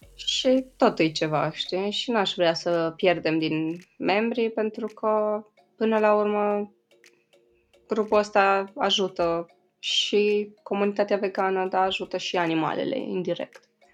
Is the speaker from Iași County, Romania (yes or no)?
no; Sighișoara, Mureș County, Romania; moved away; În Sighișoara, în orașul meu natal